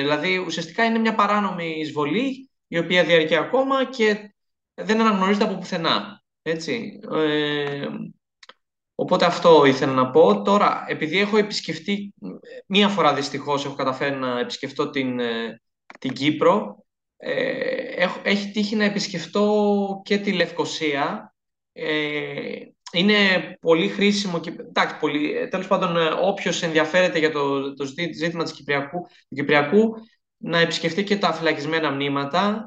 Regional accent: Greece; εμείς ως Ελλαδίτες, ως Έλληνες

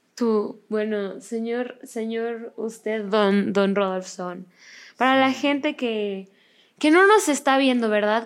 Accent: Mexico; yo soy de México

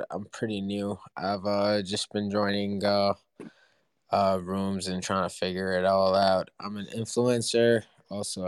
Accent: Charleston, South Carolina, United States; I'm from Charleston

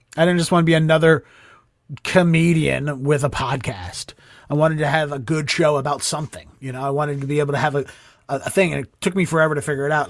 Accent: Baltimore, Maryland, United States; moved away as an adult; now in Boston, United States; from where I grew up in Baltimore

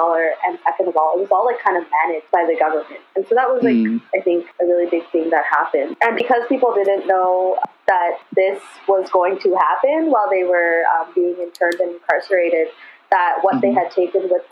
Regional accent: Vancouver, British Columbia, Canada; I grew up here in the Vancouver area

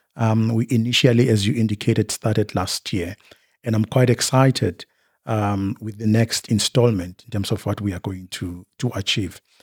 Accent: Bushbuckridge, Mpumalanga, South Africa; I was born in Mpumalanga, Bushbuck Ridge. That's where I was born and bred.

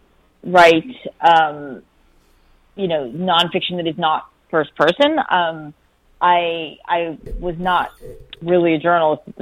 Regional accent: Pennsylvania, United States; I grew up in Pennsylvania

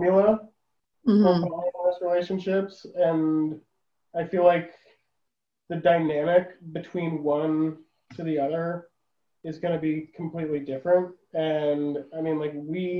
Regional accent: Florida, United States; moved away; I'm originally from Florida

